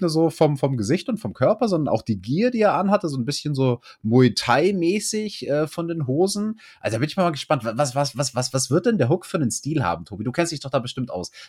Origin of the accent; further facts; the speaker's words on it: Bavaria, Germany; bei uns in Bayern